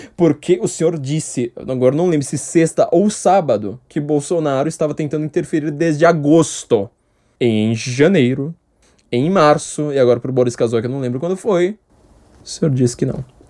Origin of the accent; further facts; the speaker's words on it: São Paulo, Brazil; Eu, como paulistano, eu tenho noção geográfica de paulistano